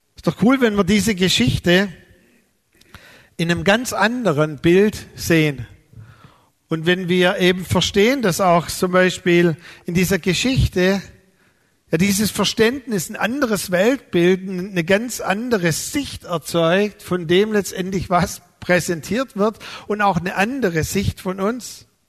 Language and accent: German; Neuhausen auf den Fildern, Baden-Württemberg, Germany; also born or lived in Balingen; Weil da sind wir umgezogen von meinem Geburtsort Balingen nach Neuhausen auf den Filtern.